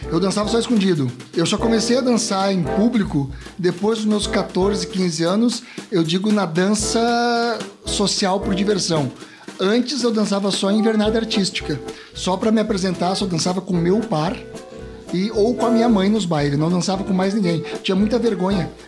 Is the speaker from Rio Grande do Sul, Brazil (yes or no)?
yes; Formigueiro, Rio Grande do Sul, Brazil; now in Caxias do Sul, Brazil; venho de Formigueiro para para Caxias do Sul. Hoje eu sou um, um caxiense de Formigueiro, né?